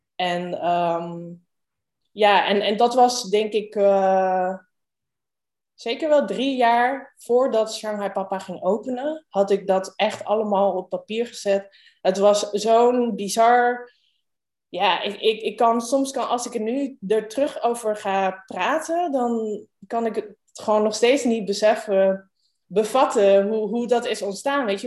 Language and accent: Dutch; Rijswijk, South Holland, Netherlands; also born or lived in Rotterdam / Amsterdam / Hong Kong; geboren in Rotterdam, opgegroeid in Rijswijk